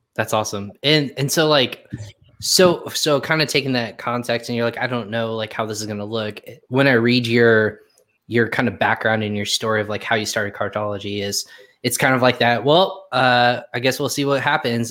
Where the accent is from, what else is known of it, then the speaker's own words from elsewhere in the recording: Indiana, United States; also born or lived in Virginia; I used to live in Virginia and I said I was from Indiana